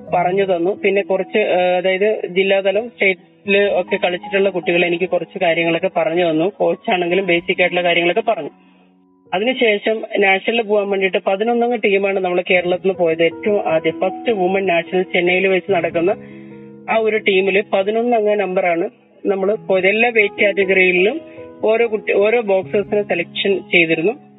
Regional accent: Kannur, Kerala, India; ഞാൻ എന്റെ സ്വദേശം കണ്ണൂരാണ് കണ്ണൂര് തികച്ചും കർഷക കുടുംബത്തിൽ ജനിച്ചു വളർന്ന

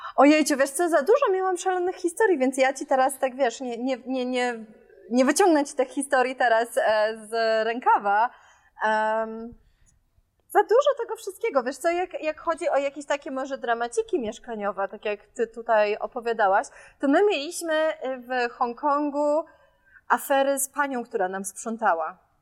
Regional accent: Warsaw, Masovian Voivodeship, Poland; moved away; Ja jestem z Żoliborza w Warszawie, więc my mamy obok, e, Lasek Bielański

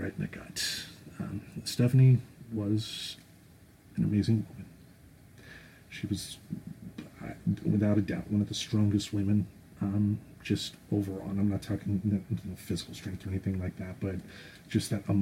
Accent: Grand Rapids, Michigan, United States; I was born and raised in Grand Rapids, Michigan

